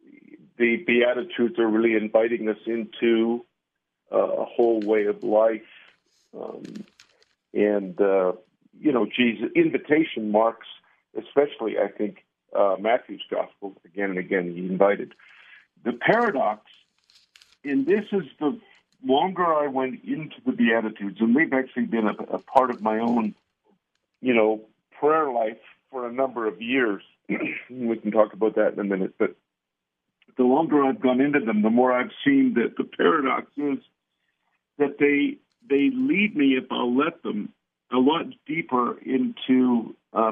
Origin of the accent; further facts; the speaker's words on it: Ontario, Canada; now in Albuquerque, United States; I was born and raised in Ontario, Canada